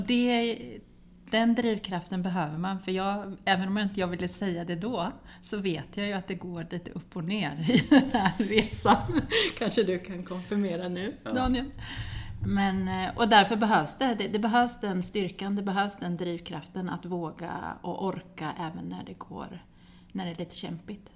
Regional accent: Västervik, Kalmar County, Sweden; moved away; also born or lived in Linköping / Uppsala / Gothenburg; jag är född i Västervik men jag har pluggat i Linköping

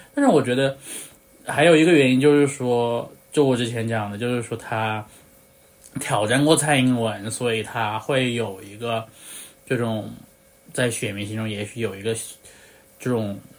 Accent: China; 我在大陆出生的那一刻

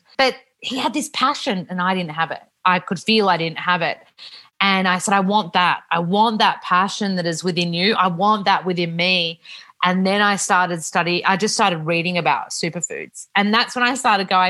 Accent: Melbourne, Victoria, Australia; I grew up in Melbourne, a Melbourne girl

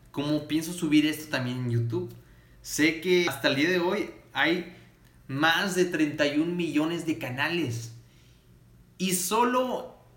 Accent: Matamoros, Tamaulipas, Mexico; yo soy de Matamoros, Tamaulipas, al norte de México.

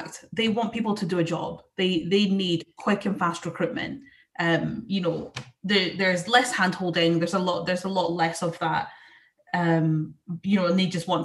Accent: Scotland, United Kingdom; I'm Scottish, and you know, we have that reputation of being quite passionate and also having foul language

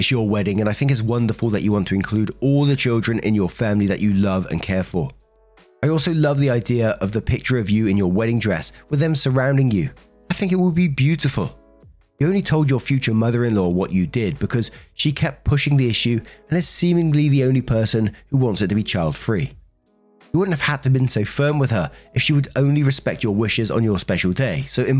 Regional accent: Colombia; I'm from Colombia. I grew up calling anyone that I was even remotely related to that was close to my age primo slash prima, cousin.

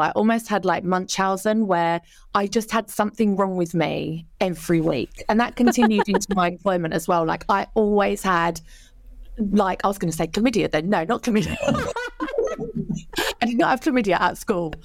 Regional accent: Canvey Island, East of England, United Kingdom; I grew up on Canvey Island in Essex

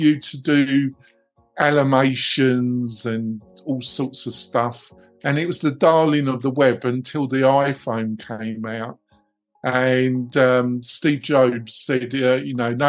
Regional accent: England, United Kingdom; moved away as an adult; now in United States; I'm English.

